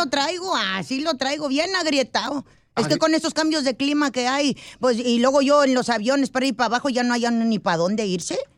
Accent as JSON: {"language": "Spanish", "town": "Ocotlán", "region": "Jalisco", "country": "Mexico", "said": "O sea, por favor, soy de Ocotlán, Jalisco"}